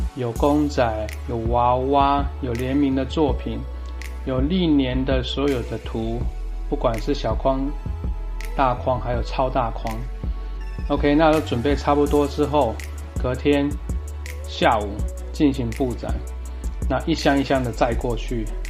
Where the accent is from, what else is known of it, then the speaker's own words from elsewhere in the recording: Taoyuan, Taiwan; 我本身是桃园人